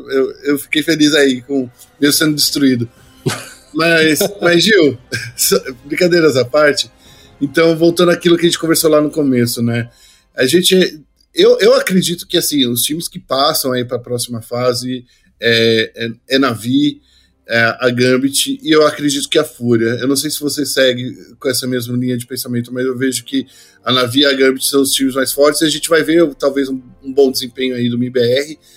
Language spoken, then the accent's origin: Portuguese; Brazil; sendo brasileiro